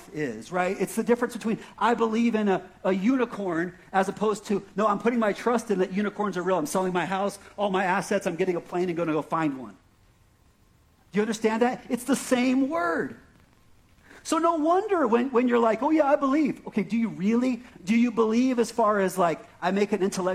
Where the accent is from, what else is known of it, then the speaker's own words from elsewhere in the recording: Prescott Valley, Arizona, United States; accent: Prescott Valley; my Prescott Valley accent